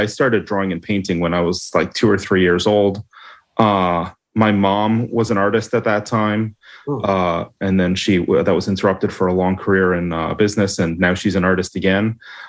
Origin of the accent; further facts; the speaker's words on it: Toronto, Ontario, Canada; Toronto, mostly.